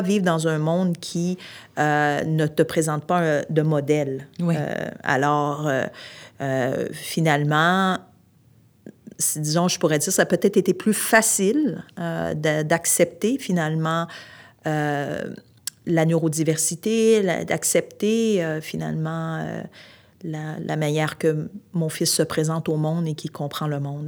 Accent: Montreal, Quebec, Canada; also born or lived in Outaouais; now in Montreal, Canada; je suis originaire de Montréal

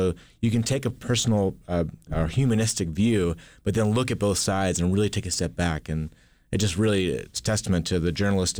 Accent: Kentucky, United States; Yeah, Kentucky's really fascinating. We, like many other states, have some regional divides.

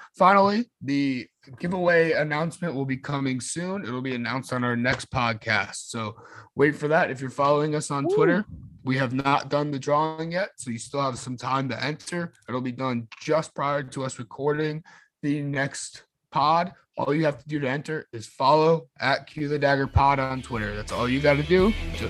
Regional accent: Florida, United States; growing up in Florida.

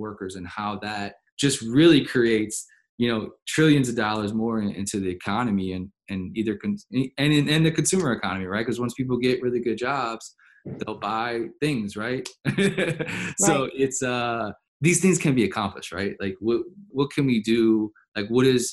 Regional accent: New Orleans, Louisiana, United States; I grew up in New Orleans

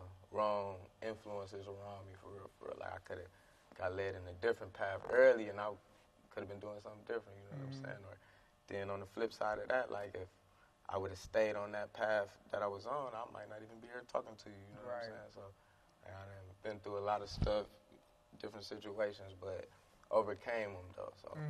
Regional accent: East Cleveland, Ohio, United States; It was tough. Like, you know, you just poverty.

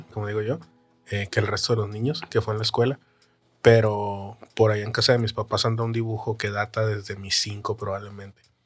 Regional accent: Los Mochis, Sinaloa, Mexico; moved away; mi tres veces heroico Los Mochis, Sinaloa

